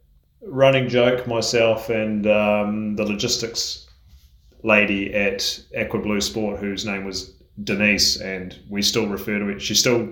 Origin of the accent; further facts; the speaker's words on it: Auckland, New Zealand; moved away as an adult; now in Girona, Spain; I grew up in Auckland, which is the biggest city